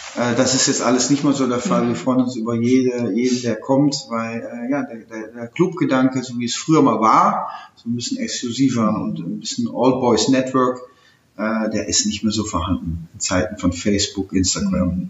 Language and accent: German; Netherlands; German is a second language; moved away as an adult; also born or lived in Aachen, Germany; now in Germany; als Niederländer